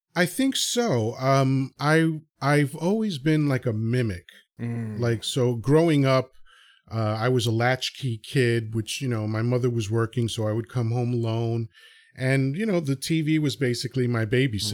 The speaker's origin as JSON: {"language": "English", "town": "New York City", "region": "New York", "country": "United States", "tie": "born or raised there", "also_born_or_lived": "Dominican Republic / Long Island", "accent": "New York", "first_language": "Spanish", "second_language": "English", "said": "I have an accent because anytime I travel outside of New York, everybody knows I'm from New York"}